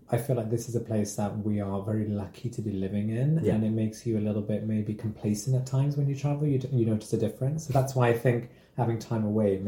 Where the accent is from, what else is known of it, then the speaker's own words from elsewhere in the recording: Wolverhampton, West Midlands, United Kingdom; I remember growing up in Wolverhampton, especially being like young and gay